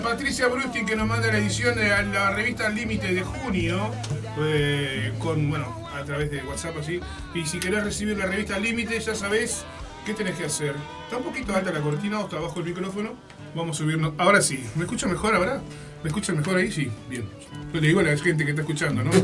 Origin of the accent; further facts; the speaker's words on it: Artigas, Uruguay; moved away; allá por mi pueblo, allá en Artigas